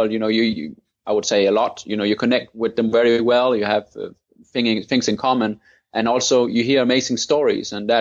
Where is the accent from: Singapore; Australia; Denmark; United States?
Denmark; Thy, North Denmark Region; I grew up in Denmark in an area called Thy